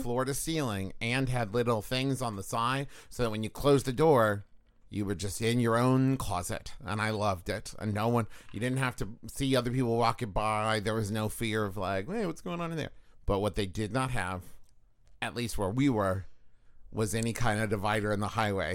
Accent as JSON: {"language": "English", "town": "Huntington", "region": "West Virginia", "country": "United States", "tie": "born or raised there", "also_born_or_lived": "Los Angeles, California", "moved": "yes", "said": "growing up in West Virginia, in Huntington"}